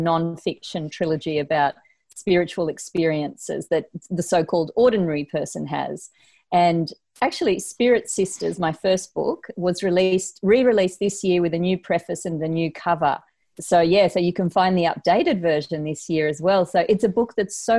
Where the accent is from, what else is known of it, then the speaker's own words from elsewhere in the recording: Uruguay; now in Sydney, Australia; Uruguay, which is where I was born in South America.